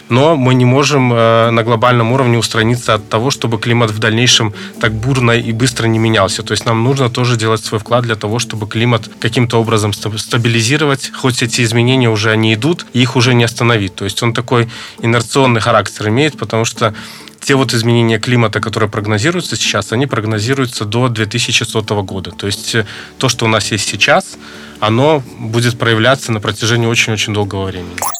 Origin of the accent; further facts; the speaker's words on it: Belarus; Мы, белорусы, такие очень люди, которые любят свою землю